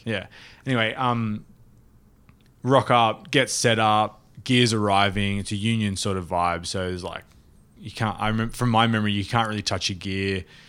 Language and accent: English; Australia; also born or lived in New York; as an Australian